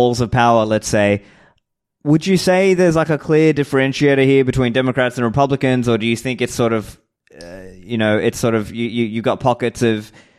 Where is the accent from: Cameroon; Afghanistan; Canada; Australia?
Australia; now in Dubai, United Arab Emirates; I'm obviously not an American, I'm an Australian, I live in Dubai